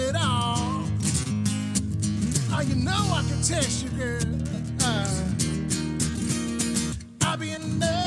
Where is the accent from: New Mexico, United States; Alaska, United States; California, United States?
New Mexico, United States; Santa Fe; now in Minneapolis, United States; I'm from Santa Fe, New Mexico